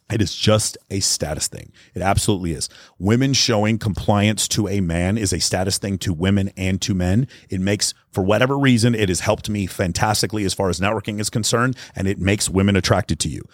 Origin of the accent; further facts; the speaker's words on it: Texas, United States; I grew up in Texas